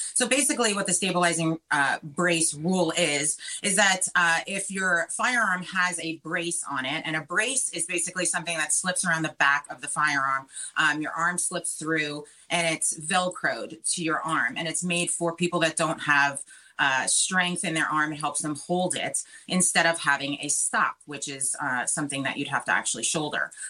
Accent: Long Island, New York, United States; now in Florida, United States; I grew up in Long Island. That's where I'm from.

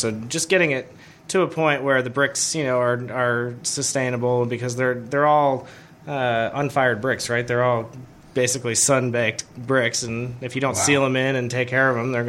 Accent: Coral Springs, Florida, United States; No, I'm originally from South Florida. I grew up in Coral Springs, Florida. Went to school at the University of Florida.

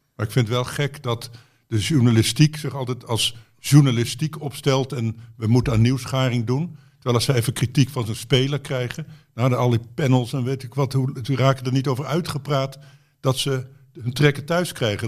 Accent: Betuwe, Gelderland, Netherlands; moved away; ik kwam uit de Betuwe

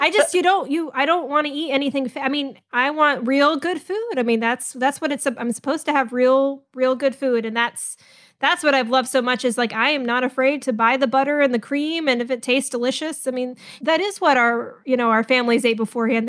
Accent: California, United States; moved away as an adult; also born or lived in the Southern US / Florida; now in Huntsville, United States; both my parents are, you know, born and raised in the South, but I mostly grew up in California

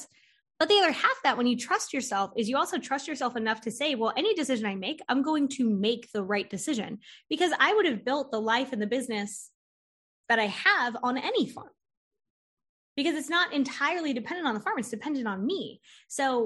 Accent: Florida, United States; now in North Carolina, United States; I'm from Florida originally, and I wanted to move to North Carolina

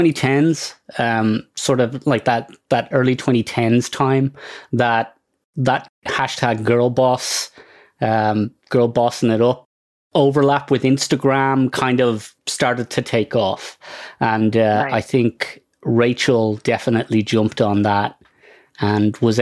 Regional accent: Ireland; now in Toronto, Canada; Clearly, I'm not from Toronto originally. I'm from Ireland.

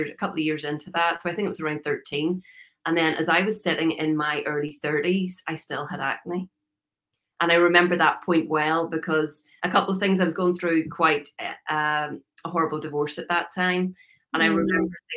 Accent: Northern Ireland, United Kingdom; moved away as an adult; now in United States; I'm originally from Northern Ireland. You can probably hear by the accent. I lived there for a long time, 37 years

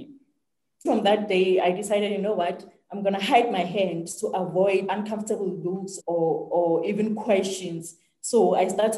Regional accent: South Africa; I grew up here in South Africa in a very small United village

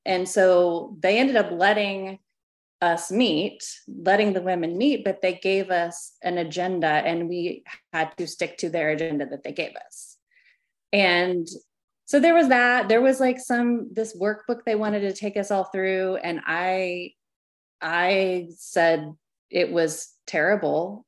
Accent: Arkansas, United States; I was born in Arkansas, kind of the middle of the Bible Belt

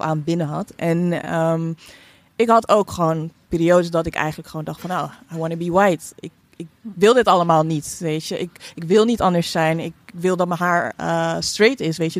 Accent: Netherlands; ik ben hier opgegroeid

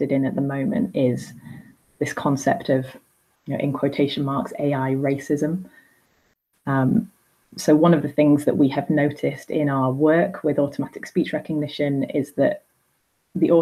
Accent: Blackpool, North West England, United Kingdom; I say bath because I'm from Blackpool

